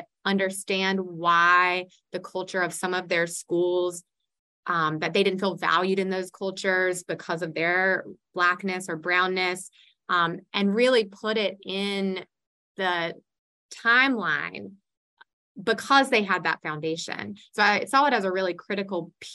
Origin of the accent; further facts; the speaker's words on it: Iredell County, North Carolina, United States; I grew up in Iredell County in the Iredell State School System